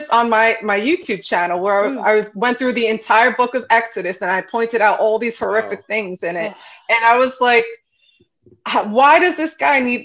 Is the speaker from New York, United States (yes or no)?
yes; New York City, New York, United States; I grew up in Brooklyn